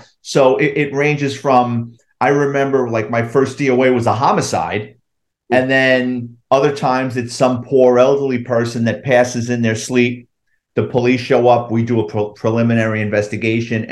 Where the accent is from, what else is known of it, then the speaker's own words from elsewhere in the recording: New York City, New York, United States; I grew up in the Bronx, lower middle class family